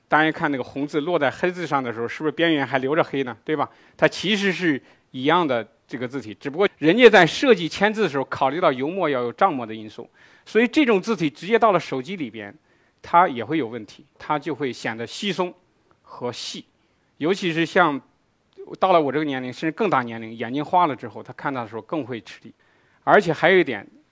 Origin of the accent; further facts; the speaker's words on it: China; 我们中国人